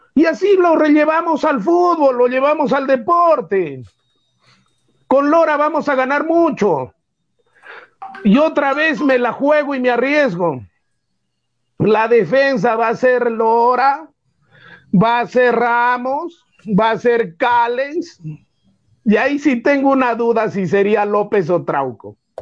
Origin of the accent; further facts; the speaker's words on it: Peru; soy peruano